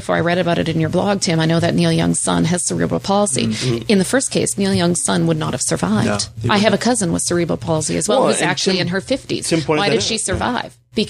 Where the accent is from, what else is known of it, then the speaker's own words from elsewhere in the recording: Northwestern Ontario, Canada; moved away; I came from Northwestern Ontario, from a gold mining community